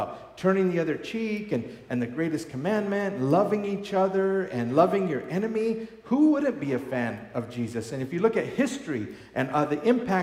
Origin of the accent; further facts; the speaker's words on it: Colorado, United States; I grew up here in Colorado